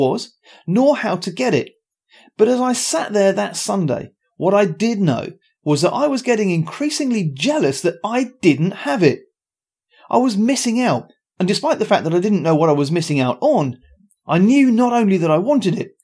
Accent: Luton, East of England, United Kingdom; I was born in Luton at a very early age

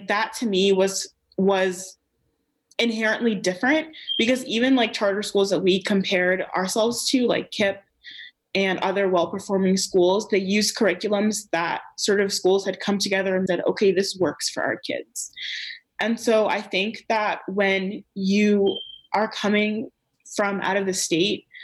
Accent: Maryland, United States; I grew up in Maryland

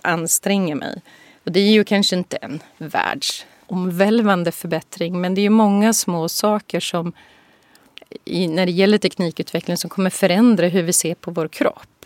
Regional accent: Boden, Norrbotten County, Sweden; moved away as an adult; also born or lived in Tokyo / San Francisco / Singapore; Jag är ju född i Norrbotten, i Boden

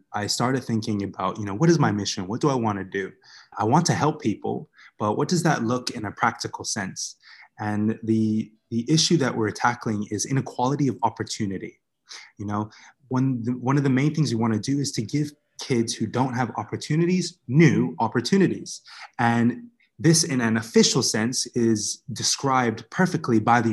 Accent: Bermuda; now in Vietnam; the community that I grew up in Bermuda, I guess you could describe it as a rough neighborhood

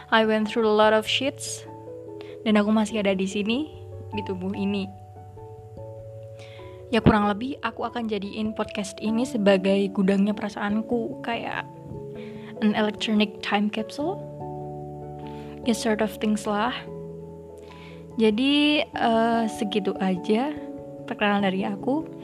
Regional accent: Java, Indonesia; Jenis kelamin aku tuh perempuan dan suku bangsa aku Jawa.

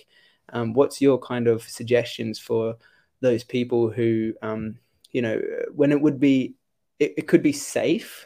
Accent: Australia; moved away as an adult; also born or lived in United States; I was 17, and like growing up in Australia

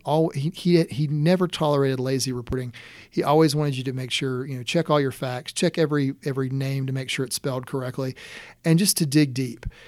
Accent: Conway, South Carolina, United States; also born or lived in Loris, South Carolina / Rock Hill, South Carolina; I was born in Loris and, uh, grew up in Conway

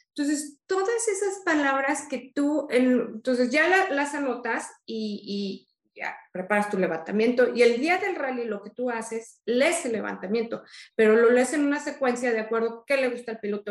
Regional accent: Mexico; soy la primera mexicana

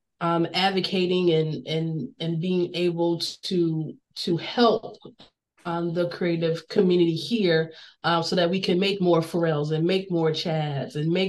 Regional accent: Newport News, Virginia, United States; I'm from Bad News

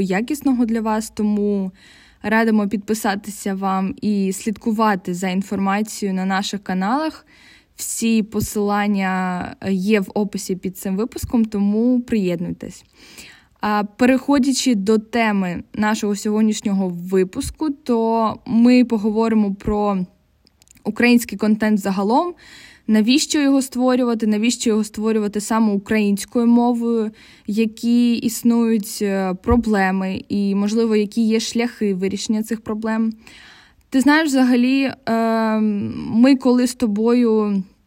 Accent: Kryvyi Rih, Dnipropetrovsk Oblast, Ukraine; moved away as an adult; also born or lived in Poland; Я з Кривого Рогу, це Дніпропетровська область, регіон, який повністю російськомовний, і переїхавши в Польщу на навчання

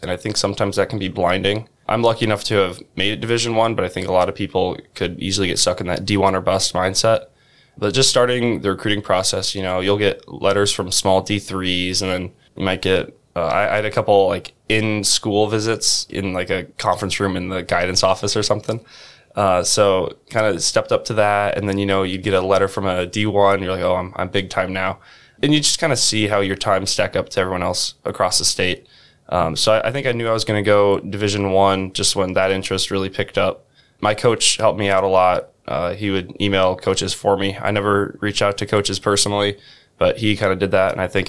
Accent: Iowa City, Iowa, United States; I grew up in Iowa City

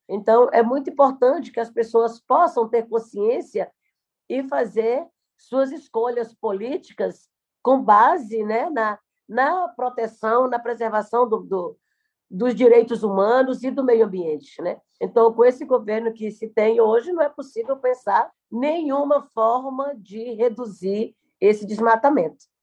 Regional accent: Araribóia Indigenous Territory, Maranhão, Brazil; Eu sou do Maranhão, do território indígena Araribóia

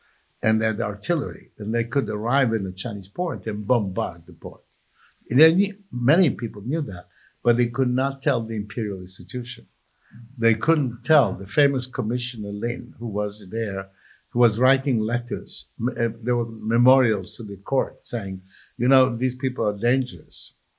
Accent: Palermo, Sicily, Italy; You know, I was brought up in Palermo, Sicily, and I must deplore this kind of thing, you know.

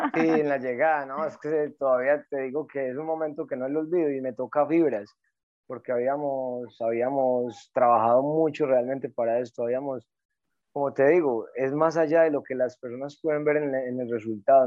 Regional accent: Antioquia, Colombia; soy de Antioquia.

